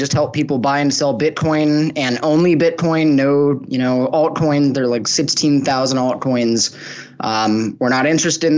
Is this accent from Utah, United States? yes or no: no; Los Angeles, California, United States; moved away as an adult; now in Mexico; I'm originally from Los Angeles in the United States